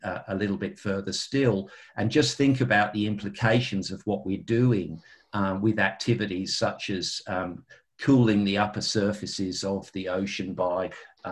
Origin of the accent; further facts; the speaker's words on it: United Kingdom; moved away; I'm a Brit by birth